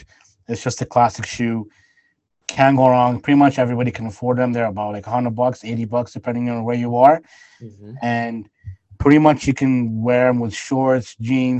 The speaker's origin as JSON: {"language": "English", "town": "Winnipeg", "region": "Manitoba", "country": "Canada", "said": "where we are from Winnipeg"}